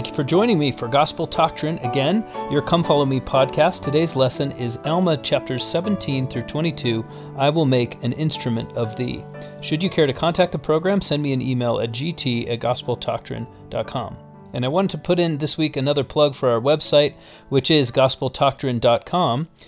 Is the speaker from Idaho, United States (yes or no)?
no; Las Vegas, Nevada, United States; having grown up in Las Vegas